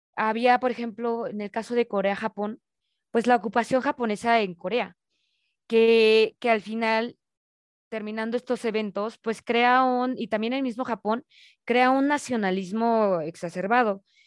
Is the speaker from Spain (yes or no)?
no; Mexico; como mexicanos más bien, nos dicen